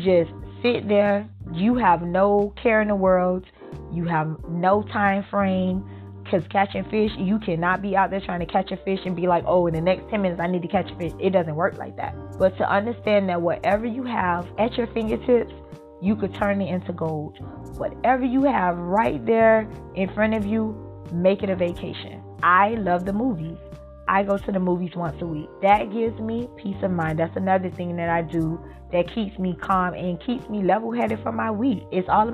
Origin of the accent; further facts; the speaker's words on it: Miami, Florida, United States; I was born and raised here in Miami